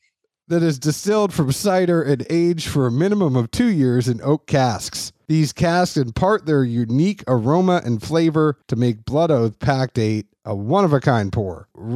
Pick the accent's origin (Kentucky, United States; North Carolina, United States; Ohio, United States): Kentucky, United States; also born or lived in Boston / Tennessee; As y'all know, I am a Bostonian by birth, although I was matured in the state of Kentucky and the state of Tennessee.